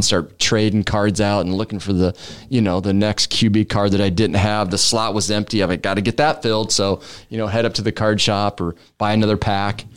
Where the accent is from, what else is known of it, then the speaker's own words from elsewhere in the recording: Omaha, Nebraska, United States; one hundred fifty-first and Drexel is where I grew up